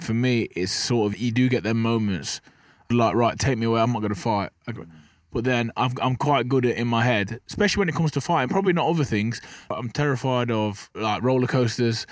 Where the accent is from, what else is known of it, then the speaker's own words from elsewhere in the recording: Burton upon Trent, West Midlands, United Kingdom; I'm from Burton on Trent, you know, pe-, people wanna Google that. It's just a small town.